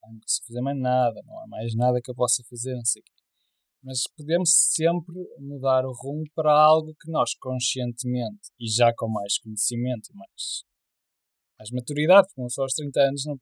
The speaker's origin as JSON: {"language": "Portuguese", "town": "Porto", "region": "Norte", "country": "Portugal", "tie": "born or raised there", "said": "eu nasci no Porto"}